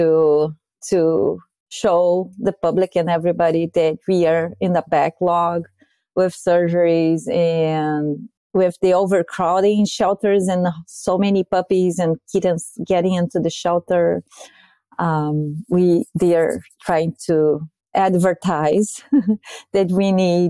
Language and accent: English; Brazil; moved away as an adult; now in United States; I'm from Brazil